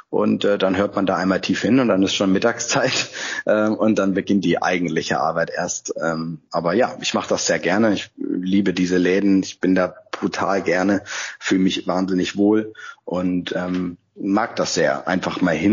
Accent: Freiburg, Baden-Württemberg, Germany; born there; now in Hamburg, Germany; Ich bin ja gebürtiger Freiburger, aber seit 15 Jahren in Hamburg und auch seit 15 Jahren auf St. Pauli

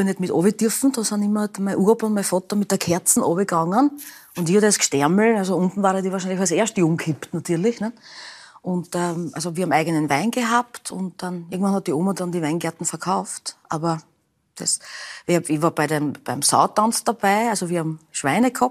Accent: Burgenland, Austria; Also seit meiner Geburt bin ich Burgenländerin und das bleibt so.

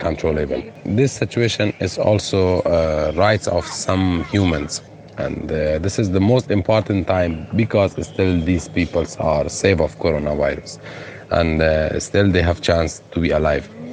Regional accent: Afghanistan; English is a second language; moved away as an adult; also born or lived in Moria camp, Lesbos, Greece; now in Lesbos, Greece; from Afghanistan, and I live with my family

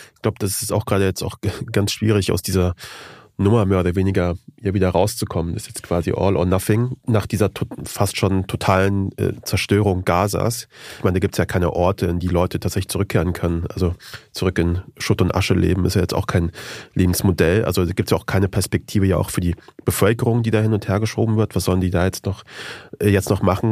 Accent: Germany; also born or lived in Afghanistan (ancestry); bei uns zu Hause in Deutschland

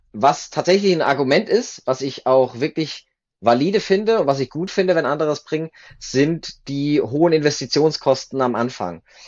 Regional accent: Germany; moved away as an adult; now in Switzerland; Ich komme ursprünglich aus Deutschland, bin aber 2011 in die Schweiz ausgewandert, damals für mein Studium der Nukleartechnik

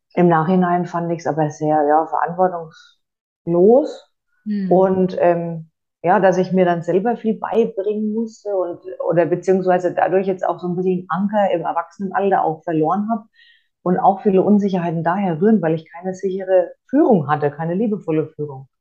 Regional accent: Franconia, Bavaria, Germany; ich komme aus Franken

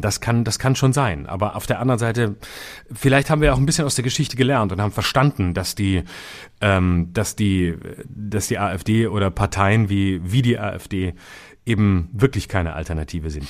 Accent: West Germany, Germany; bei uns im Westen, also da drüben, wo wir herkommen

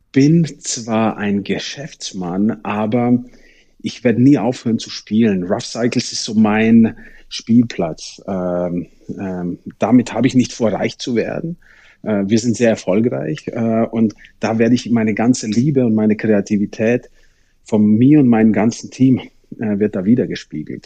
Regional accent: Germany; bei uns in Deutschland

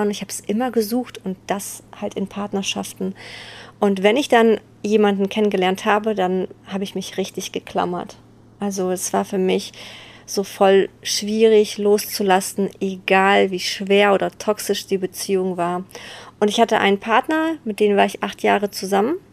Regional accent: Bergneustadt, North Rhine-Westphalia, Germany; ich komme aus Beckneustadt

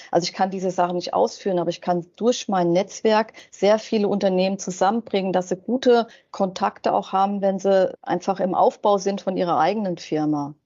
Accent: Wiesbaden, Hesse, Germany; now in Mainz, Germany; ich bin ja aus Wiesbaden und ich wohne in Mainz und ich will ja auch gar nicht mehr weg

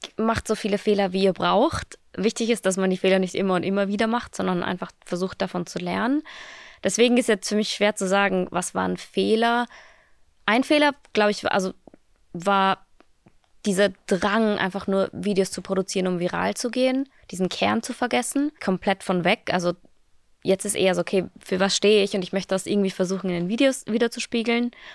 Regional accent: Austria; moved away as an adult; now in Berlin, Germany; ich bin ja aus Österreich, also ich bin, Österreich ist noch immer mein, meine mhm. Heimat

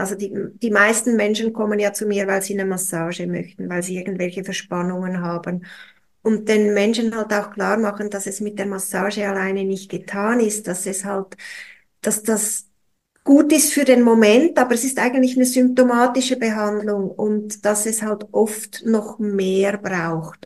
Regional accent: Switzerland; bei uns in der Schweiz

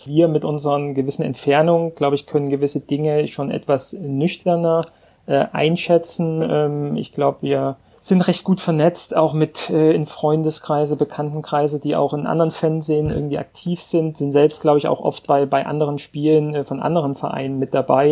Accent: Vogtland, Saxony, Germany; also born or lived in Frankfurt; now in Hamburg, Germany; geboren und aufgewachsen im Vogtland

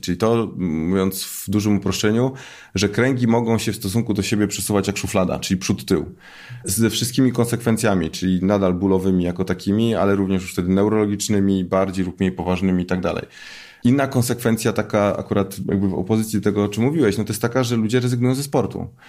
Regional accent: Poznań, Greater Poland, Poland; jestem z Poznania

